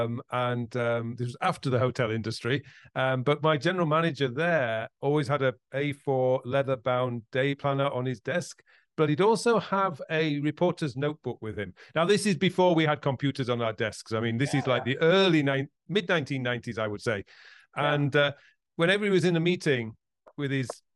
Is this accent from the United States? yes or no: no; Yorkshire and the Humber, United Kingdom; I come from Yorkshire